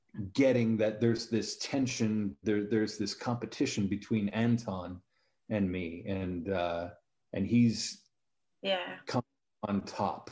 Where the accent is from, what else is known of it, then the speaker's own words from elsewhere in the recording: San Diego, California, United States; Growing up in San Diego, we had pretty easy access to the beach